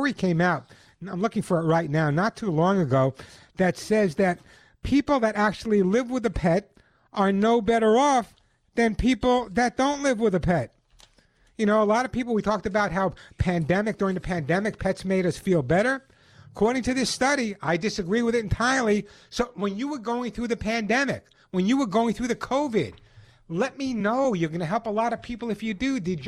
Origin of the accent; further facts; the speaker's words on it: Santa Monica, California, United States; You know, there's a very, very large English population in my hometown of Santa Monica.